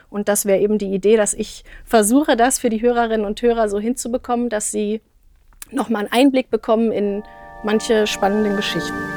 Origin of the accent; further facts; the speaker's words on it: near Magdeburg, Saxony-Anhalt, Germany; moved away as an adult; also born or lived in Kassel, Hesse / Berlin / Wetzlar; now in Marburg, Germany; ursprünglich geboren tatsächlich in Hessen, ähm, auch in Kassel, aber bin in der Nähe von Magdeburg aufgewachsen